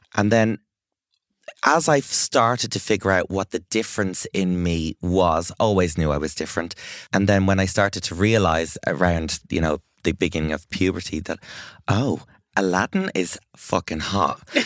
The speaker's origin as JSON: {"language": "English", "country": "Ireland", "said": "as an Irish person"}